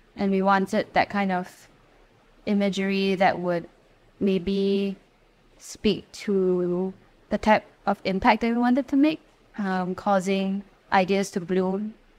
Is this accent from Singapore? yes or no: yes; Singapore; we're all from Singapore and our interest really is in this country and our knowledge is also specifically for this country.